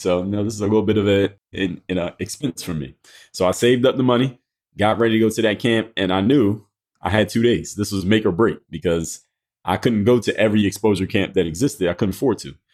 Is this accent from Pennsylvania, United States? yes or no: yes; Philadelphia, Pennsylvania, United States; I'm from Philadelphia